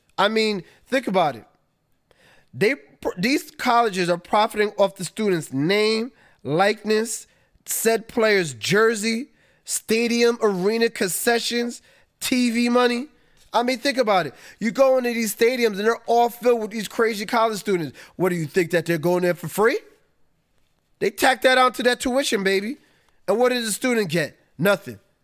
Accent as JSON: {"language": "English", "region": "New York", "country": "United States", "said": "being a New Yorker"}